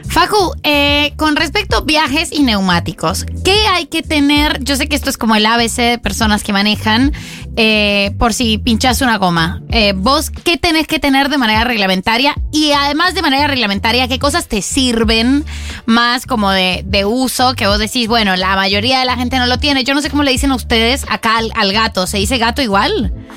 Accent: Colombia; yo soy colombiana

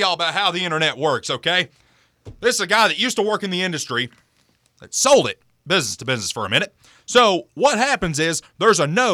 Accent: United States; I'm from Campbell County

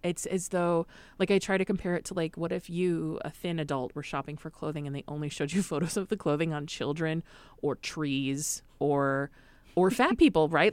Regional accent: Madison, Wisconsin, United States; I grew up in Madison, Wisconsin

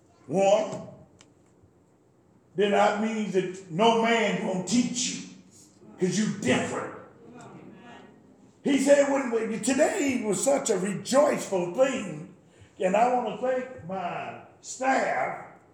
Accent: North Carolina, United States; Yeah, I'm from North Carolina too.

